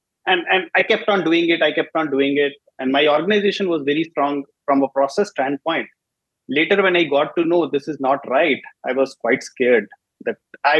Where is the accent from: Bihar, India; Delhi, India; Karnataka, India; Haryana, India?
Haryana, India; Faridabad; I'm from Faridabad in India